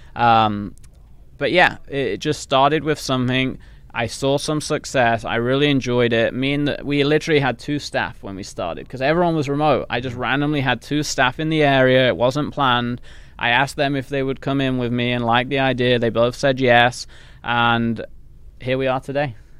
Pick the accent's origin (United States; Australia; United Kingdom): United Kingdom; England; accent: English; moved away; I came from England where obviously, s, you know, that's the accent